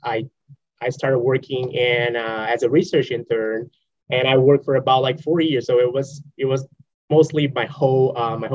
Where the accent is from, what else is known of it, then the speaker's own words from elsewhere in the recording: Brazil; moved away as an adult; also born or lived in Espírito Santo, Brazil; now in North Carolina, United States; I'm from Brazil